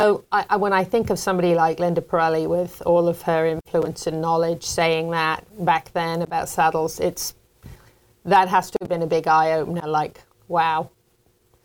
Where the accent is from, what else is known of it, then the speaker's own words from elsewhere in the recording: England, United Kingdom; moved away; when I was a little girl growing up in England